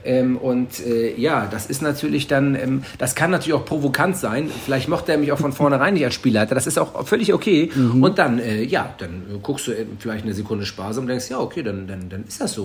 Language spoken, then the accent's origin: German; Hamburg, Germany; Ich bin ja Hamburger.